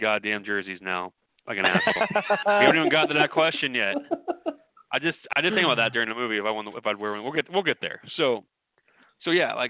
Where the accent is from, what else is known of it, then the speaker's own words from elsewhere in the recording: Southeast Iowa, United States; I grew up in Southeast Iowa